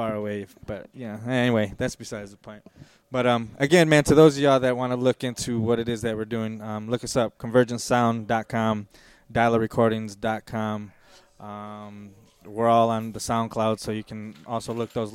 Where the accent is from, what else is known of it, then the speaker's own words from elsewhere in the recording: Lansing, Michigan, United States; my hometown, Lansing, Michigan